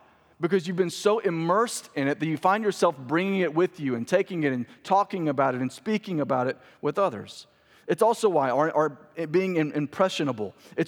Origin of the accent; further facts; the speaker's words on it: Clinton, Mississippi, United States; also born or lived in Birmingham, Alabama / New Orleans; I was raised in Mississippi, but I call Birmingham, Alabama home. It's very confusing. We moved a lot. But I was born and raised in Mississippi. Also spent a couple years in New Orleans as a young child.